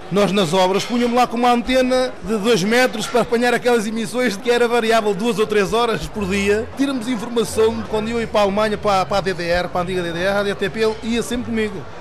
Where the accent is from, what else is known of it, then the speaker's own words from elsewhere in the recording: Portugal; now in Düsseldorf, Germany; Porque eu trago para cá as minhas raízes, as, no... as tradições portuguesas da minha terra, que é uma, uma tradição que é o caldo do pote, que o trazemos para cá. Portanto, é uma coisa que está, já está enraizada aqui em Düsseldorf.